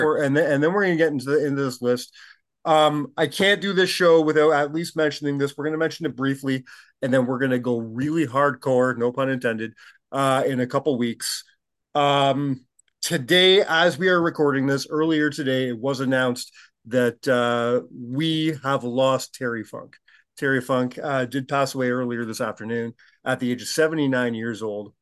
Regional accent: Canada

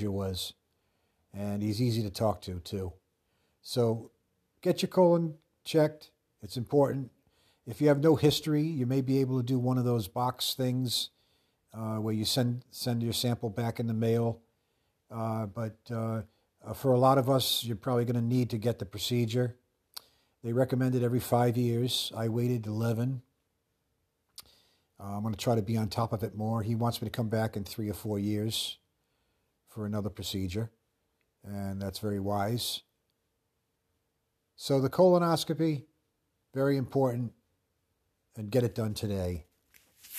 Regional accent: Pawtucket, Rhode Island, United States; growing up in Woodlawn

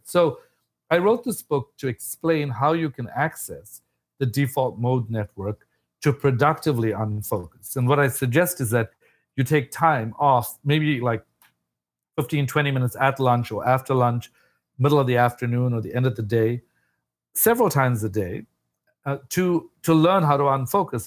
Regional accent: South Africa; moved away as an adult; I was an immigrant from South Africa

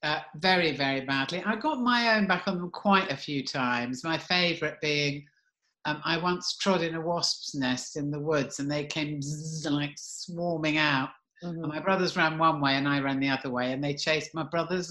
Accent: a village in Kent, South East England, United Kingdom; also born or lived in Southeast London; now in London, United Kingdom; I was born in Southeast London, which is where I've ended up. But I only lived in Southeast London until I was about 4, and then I was brought up in a village in Kent, which was like the total opposite.

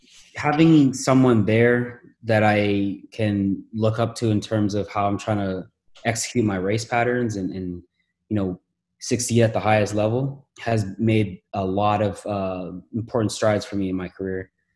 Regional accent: Toronto, Ontario, Canada; now in Los Angeles, United States; Man, it was a new country, so there's a lot of different just cultural things that I had to adapt to.

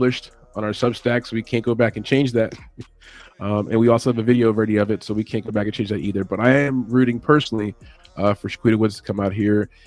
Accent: New York City, New York, United States; I was born in Brooklyn

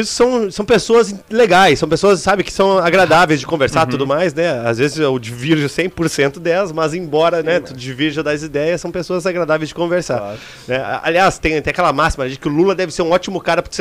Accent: Nova Bassano, Rio Grande do Sul, Brazil; sou de Nova Bassano, interior do, do Rio Grande do Sul, Serra Gaúcha, 9 mil habitantes

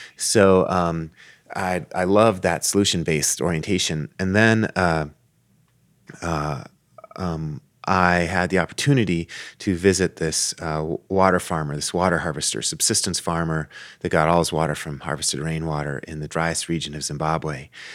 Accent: Tucson, Arizona, United States; I grew up in Tucson

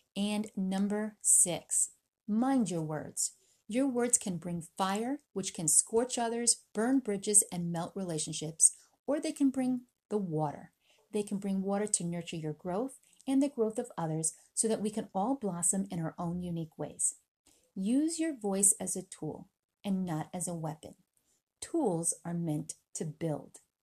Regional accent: United States; also born or lived in Philippines; I was born in the Philippines. I was raised in America.

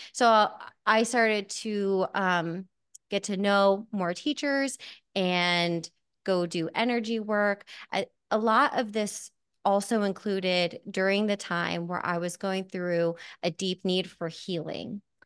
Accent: Hamburg, Pennsylvania, United States; I am from Hamburg, Pennsylvania

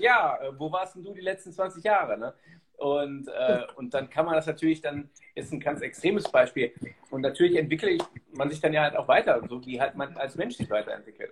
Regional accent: Germany; ich bin ja selber Deutscher

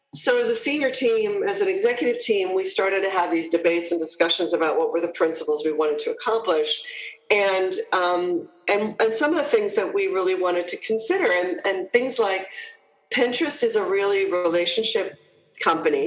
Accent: New Jersey, United States; moved away as an adult; also born or lived in Toronto, Canada / Hong Kong / United Kingdom; I'm a Jersey girl, though, so I'm, uh, I'm, I'm originally from New Jersey

